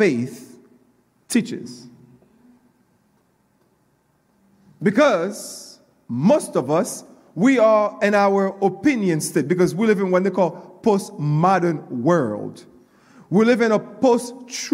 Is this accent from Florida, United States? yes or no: yes; Coral Springs, Florida, United States; I grew up in Coral Springs